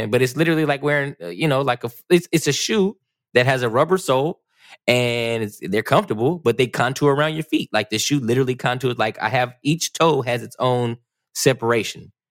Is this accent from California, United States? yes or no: yes; California, United States; I'm from California.